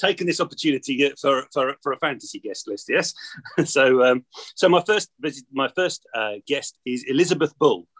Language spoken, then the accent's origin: English; Braintree, East of England, United Kingdom; also born or lived in Halstead; I grew up in and around Braintree and Halstead